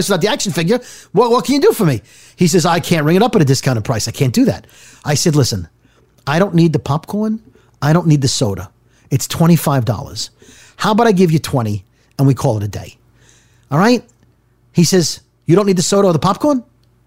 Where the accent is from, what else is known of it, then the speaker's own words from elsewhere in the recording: New York City, New York, United States; I was from Brooklyn